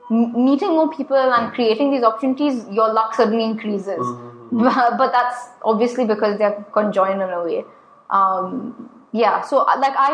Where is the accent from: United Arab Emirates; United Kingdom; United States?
United Arab Emirates; Abu Dhabi; maybe it's because I was brought up in Abu Dhabi where you keep your opinions